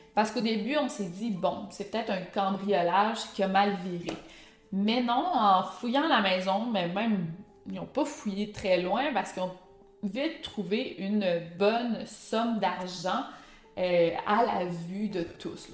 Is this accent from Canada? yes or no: yes; Quebec, Canada; accent: Québécois; avec mon accent allemand, avec mes mots prononcés en québécois